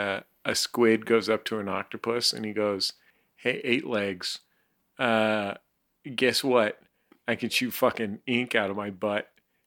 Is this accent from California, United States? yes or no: yes; Northern California, United States; I'm from a lot closer than you to Bigfoot country. I'm from Northern California. Mm-hmm. And really only a few hours drive into the Bigfoot Mountains.